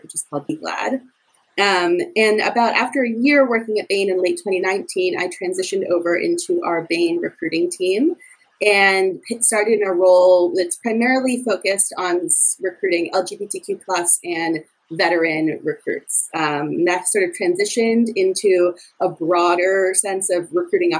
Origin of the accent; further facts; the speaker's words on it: Providence, Rhode Island, United States; moved away as an adult; also born or lived in Chicago, Illinois; now in Boston, United States; I'm originally from Providence, Rhode Island